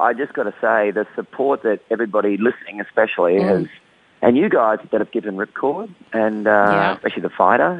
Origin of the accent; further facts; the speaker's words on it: Brisbane, Queensland, Australia; I grew up in Brisbane